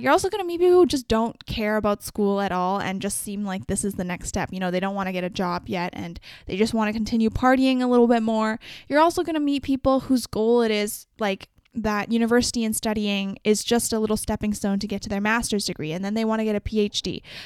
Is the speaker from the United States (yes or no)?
no; Vancouver, British Columbia, Canada; I'm from Vancouver, so I've explored a lot of it